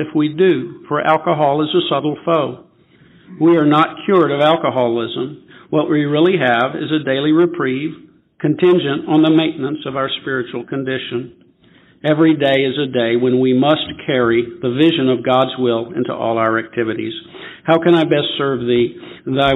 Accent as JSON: {"language": "English", "town": "Memphis", "region": "Tennessee", "country": "United States", "said": "I'm from Memphis, Tennessee."}